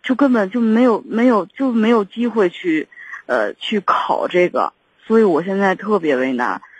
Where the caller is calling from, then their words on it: Shijiazhuang, Hebei, China; 我是石家庄这边儿